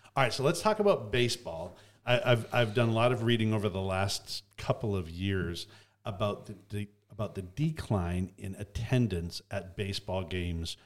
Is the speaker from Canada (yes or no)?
yes; Canada; I grew up in Canada